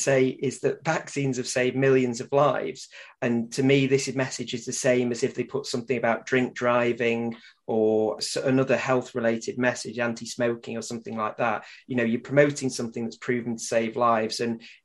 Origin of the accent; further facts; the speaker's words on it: Manchester, North West England, United Kingdom; I say it as a Mancunian